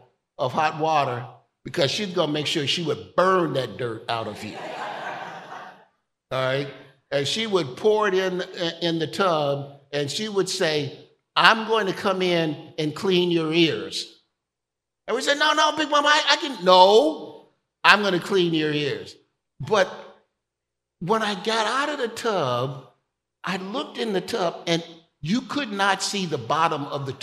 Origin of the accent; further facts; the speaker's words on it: Chicago, Illinois, United States; growing up in Chicago